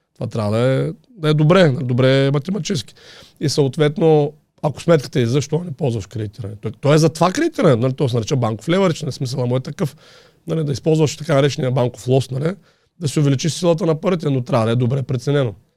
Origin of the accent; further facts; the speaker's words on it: Haskovo, Haskovo Province, Bulgaria; also born or lived in Vetren village; now in Vetren, Bulgaria; аз съм от Хасково